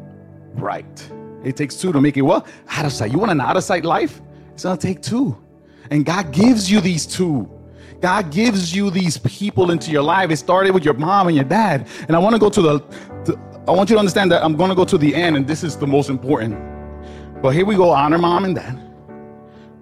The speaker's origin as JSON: {"language": "English", "town": "Newark", "region": "New Jersey", "country": "United States", "said": "I come from Newark"}